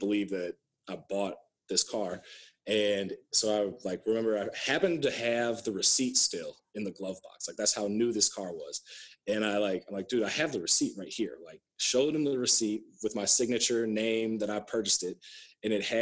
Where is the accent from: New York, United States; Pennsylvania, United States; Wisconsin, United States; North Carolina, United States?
Wisconsin, United States; Osceola; I grew up in Osceola, Wisconsin, as you know, predominantly white area